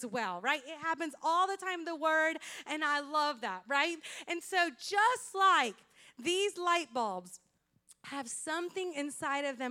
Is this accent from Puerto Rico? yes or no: yes; Puerto Rico; English is a second language; moved away; When I grew up in Puerto Rico